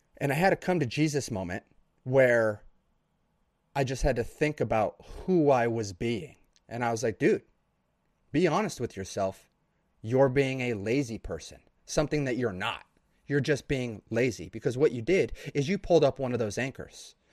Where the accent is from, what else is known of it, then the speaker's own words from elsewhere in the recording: Idaho, United States; No buildings over three stories in my town slash my area of the state, because I'm from Idaho.